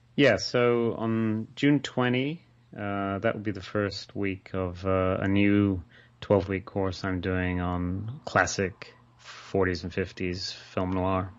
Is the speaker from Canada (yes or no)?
no; Australia; moved away as an adult; now in Scotland, United Kingdom; I grew up in Australia. I, I spent, you know, I, I didn't move to the U K until